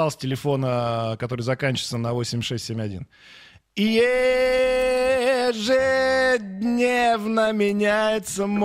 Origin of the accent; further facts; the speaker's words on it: Ivanovo, Ivanovo Oblast, Russia; я из Иванова.